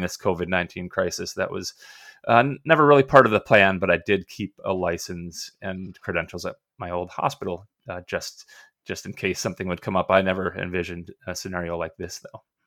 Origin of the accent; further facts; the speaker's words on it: Minnesota, United States; also born or lived in Gainesville, Florida; I'm a Minnesota guy